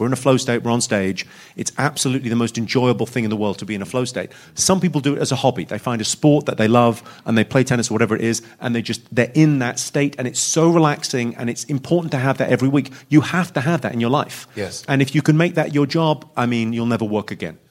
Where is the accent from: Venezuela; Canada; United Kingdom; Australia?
United Kingdom; a British man